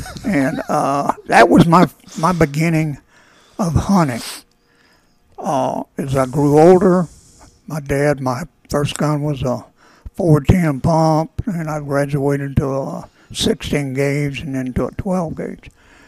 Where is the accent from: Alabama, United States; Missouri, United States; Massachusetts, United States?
Missouri, United States; Bootheel of; I was raised in the Boot Heel of Missouri, adjacent to the Mississippi River.